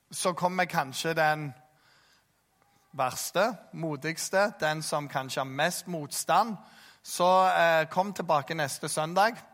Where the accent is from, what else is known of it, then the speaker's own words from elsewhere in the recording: Jæren, Rogaland, Norway; jeg som jærbu